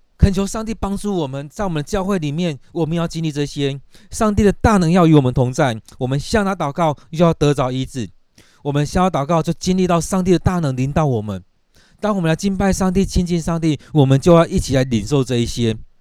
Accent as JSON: {"language": "Chinese", "country": "Taiwan", "said": "我们台湾人"}